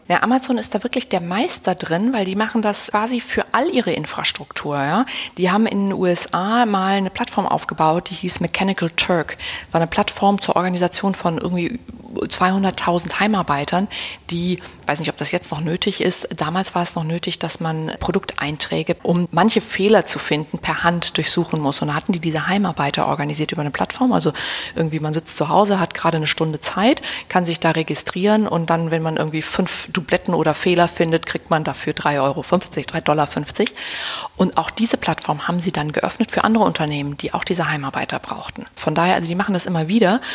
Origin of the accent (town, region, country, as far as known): Berlin, Germany